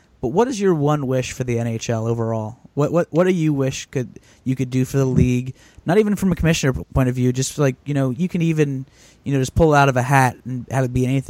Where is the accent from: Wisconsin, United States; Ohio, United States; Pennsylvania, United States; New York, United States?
Ohio, United States; Columbus; the Columbus Blue Jackets, my hometown team